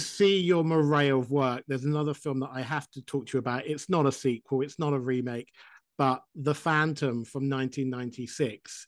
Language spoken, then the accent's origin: English; United Kingdom; now in Vermont, United States; I live in Vermont and I'm British